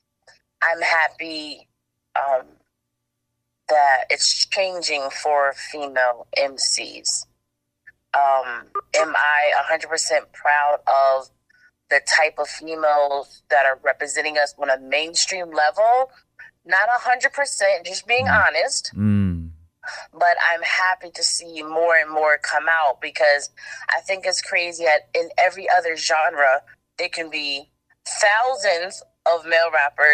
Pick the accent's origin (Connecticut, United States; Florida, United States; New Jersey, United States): Connecticut, United States; now in South Carolina, United States; Connecticut is dope because it's my home, but I'm actually out here in South Carolina now. Like, I moved to South Carolina